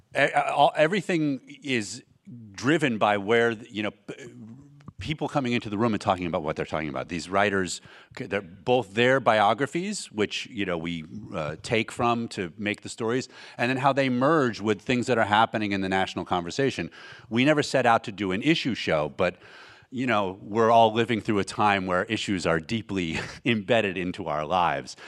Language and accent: English; San Diego, California, United States; also born or lived in Oregon; we grew up in San Diego, Oregon via San Diego